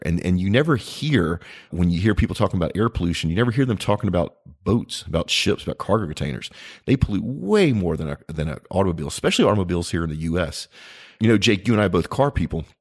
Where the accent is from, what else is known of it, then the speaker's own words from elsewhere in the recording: United States; As an American